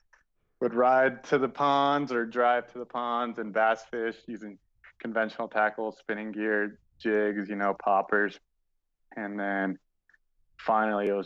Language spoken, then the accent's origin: English; Bay Area, California, United States; born or raised there; also born or lived in Colombia / Florida